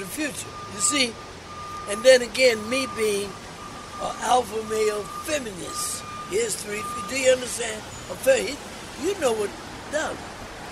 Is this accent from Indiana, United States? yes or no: no; Virginia, United States; also born or lived in Williamsburg, Virginia; now in New York, United States; I was raised in Virginia